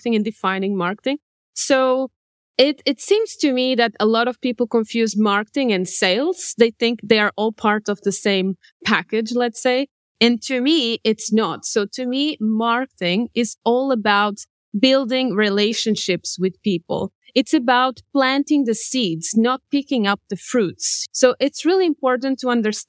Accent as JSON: {"language": "English", "country": "Portugal", "also_born_or_lived": "Cambodia / Singapore / France / United Kingdom", "moved": "yes", "lives_now": "Germany", "said": "I come from Portugal, but I have been living in Germany for the past 2 years"}